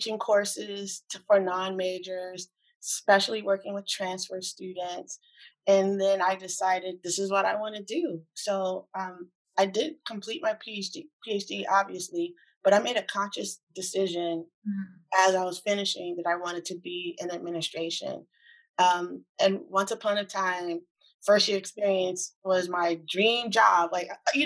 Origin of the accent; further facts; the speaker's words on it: East Coast, United States; moved away as an adult; also born or lived in California; I'm from the East Coast originally.